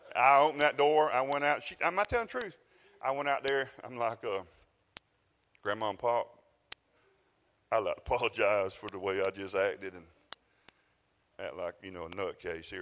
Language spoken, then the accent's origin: English; South Georgia, United States; I'm from South Georgia